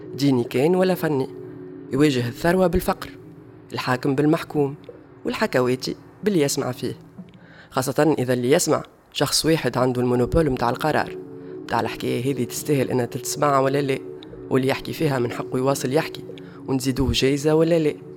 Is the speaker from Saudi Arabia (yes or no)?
no; Tunisia; accent: Tunisian; نقولوا عليهم بالتونسي